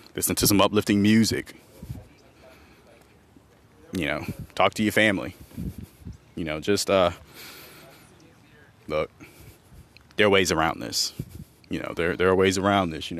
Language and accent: English; Montgomery, Alabama, United States; here in my hometown of Montgomery, Alabama